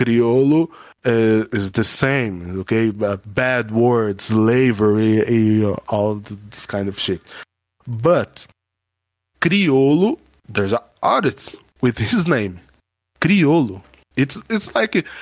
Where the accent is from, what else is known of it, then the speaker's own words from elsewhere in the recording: Brazil; English is a second language; I'm a Brazilian black man. I'm not American black man